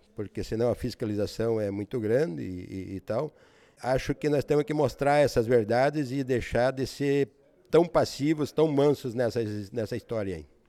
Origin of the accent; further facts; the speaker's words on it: Missal, Paraná, Brazil; moved away as an adult; now in Paraguay; Sou nascido na cidade de Missal, no Paraná, uma cidade pequena, né? colonizada por alemães, próximo daqui, 75 quilômetros de Foz do Iguaçu